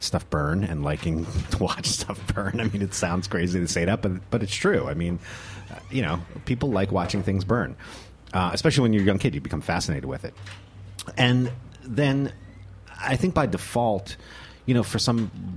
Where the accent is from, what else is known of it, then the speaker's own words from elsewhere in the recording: New Jersey, United States; moved away as an adult; now in New York City, United States; I grew up in North Jersey, just north of the George Washington Bridge